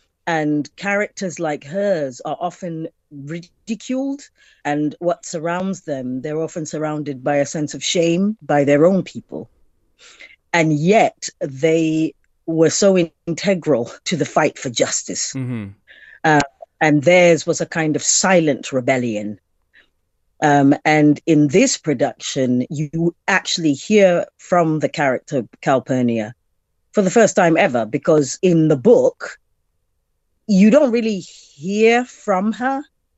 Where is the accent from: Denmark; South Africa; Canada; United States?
South Africa; for me, you know, as being a being an African, being a South African, being a black woman.